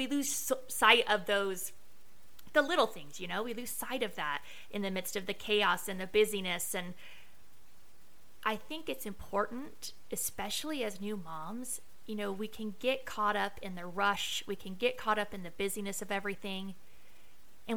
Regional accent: Las Vegas, Nevada, United States; I am from Vegas

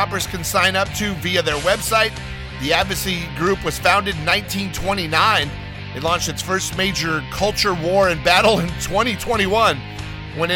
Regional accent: Los Angeles, California, United States; moved away; also born or lived in New York City; I have lived and worked in both. And I am from Los Angeles

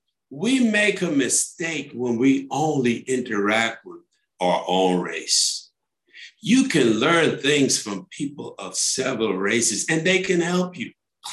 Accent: New York City, New York, United States; I grew up in New York City.

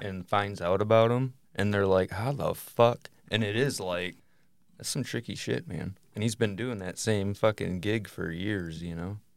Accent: Michigan, United States; we're from Michigan

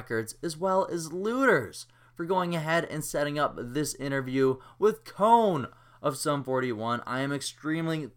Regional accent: Kamloops, British Columbia, Canada; Kamloops, British Columbia, my hometown

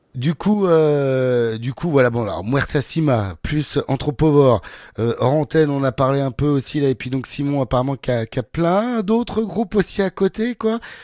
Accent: Rouen, Normandy, France; now in Ariège, France; moi je suis de Rouen. Ah je suis en Ariège, mais je suis de Rouen à la base

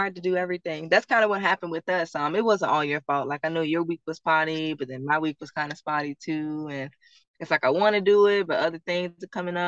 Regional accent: Virginia, United States; I'm born and raised in Virginia

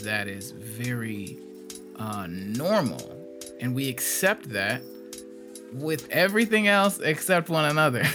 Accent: Gary, Indiana, United States; now in Fort Wayne, United States; I'm from Gary, Indiana originally

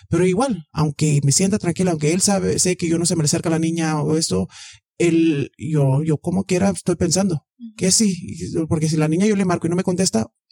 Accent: Mexico; soy mexicana, este, o sea, de aquí ya no

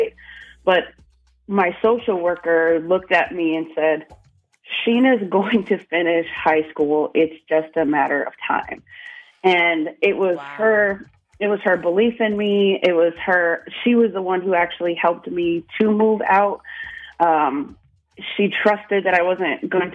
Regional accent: upstate New York, United States; I'm originally from upstate New York, very small town, like population under 2,000

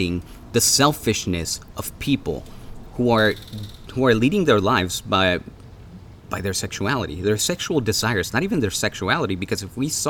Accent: Mexico; now in United States; I grew up in Mexico

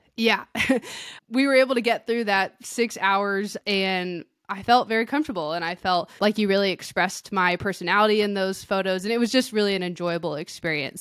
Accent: outside of Sacramento, California, United States; now in Bend, United States; I grew up outside of Sacramento

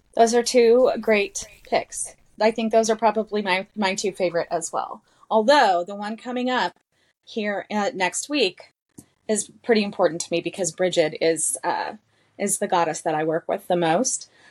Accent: southeastern New Mexico, United States; I'm from New Mexico, so, southeastern New Mexico

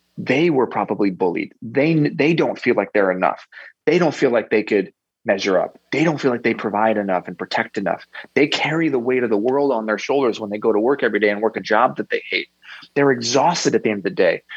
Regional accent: United States; growing up in America

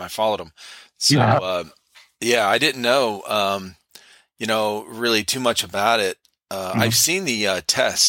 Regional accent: Cleveland, Ohio, United States; I grew up in Cleveland, Ohio, got a lot of snow, as a kid growing up

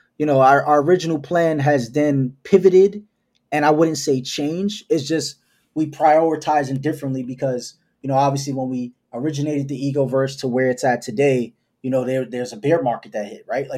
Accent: New York City, New York, United States; I just come from that hustler spirit because I'm from New York City

